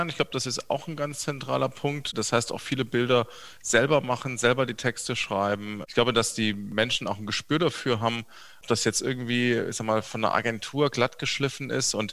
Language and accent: German; Saarbrücken, Saarland, Germany; born there; Ich bin in Saarbrücken geboren. Ich bin heute auch Saarbrücker Oberbürgermeister.